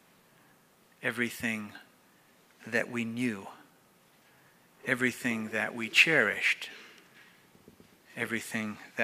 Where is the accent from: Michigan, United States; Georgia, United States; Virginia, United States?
Virginia, United States; Floyd; one small community in Virginia, my hometown, Floyd, Virginia